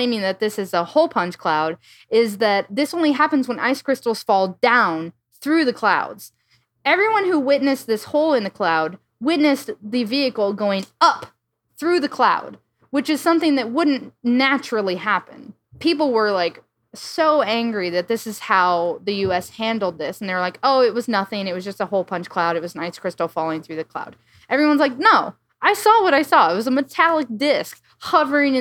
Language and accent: English; Iowa, United States; I'm from the Midwest, so a lot of my flights, connecting flights, would always be like, I fly from my small town in Iowa to O'Hare